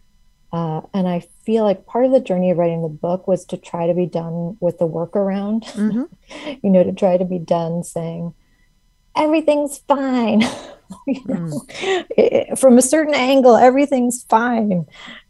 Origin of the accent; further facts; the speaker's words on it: Midwest, United States; I'm from the Midwest.